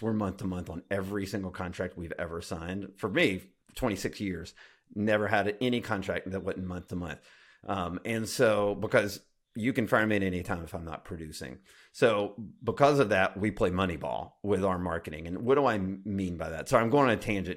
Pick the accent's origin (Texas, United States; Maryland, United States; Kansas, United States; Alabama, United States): Alabama, United States; I grew up in Alabama